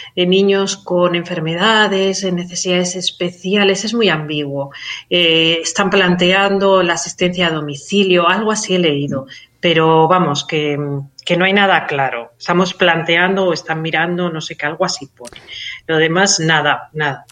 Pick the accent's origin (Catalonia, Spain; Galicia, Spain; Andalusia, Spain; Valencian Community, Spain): Catalonia, Spain; Soy, soy catalana